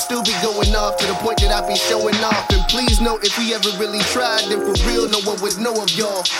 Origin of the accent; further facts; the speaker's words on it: Delaware, United States; And I'm from Delaware